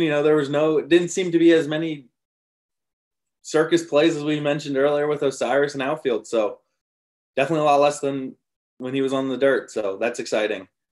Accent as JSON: {"language": "English", "region": "Colorado", "country": "United States", "tie": "born or raised there", "moved": "yes", "said": "I grew up in Colorado"}